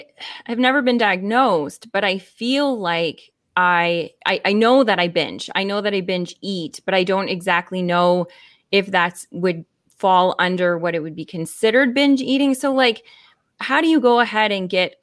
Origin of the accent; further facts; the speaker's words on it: Windsor, Ontario, Canada; my hometown. So YQG.